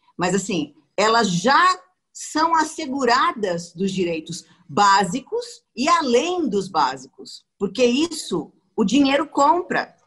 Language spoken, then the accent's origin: Portuguese; Maringá, Paraná, Brazil; moved away as an adult; now in São Paulo, Brazil; eu sou paranaense, eu sou maringaense. Eu não sou paulistana. A minha cidade é do tamanho de um bairro de São Paulo.